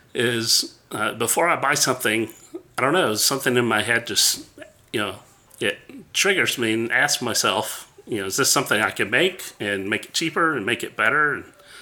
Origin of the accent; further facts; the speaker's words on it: Atlanta, Georgia, United States; I grew up here in Atlanta, and my parents and family are very Southern. You know, they have the accent, mm-hmm. you know, Southern accent.